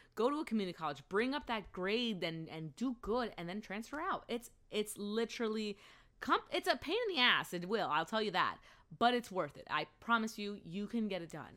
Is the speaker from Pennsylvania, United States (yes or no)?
yes; Allentown, Pennsylvania, United States; moved away as an adult; also born or lived in Philadelphia; the school that I went to in my hometown of Allentown